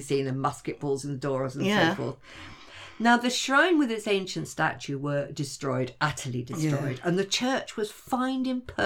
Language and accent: English; London, United Kingdom; I grew up in Willesden in outer London